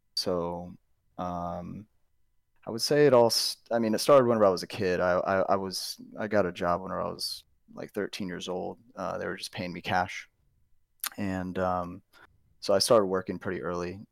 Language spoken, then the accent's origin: English; St. Louis, Missouri, United States; moved away as an adult; now in Texas, United States; I'm originally from Saint Louis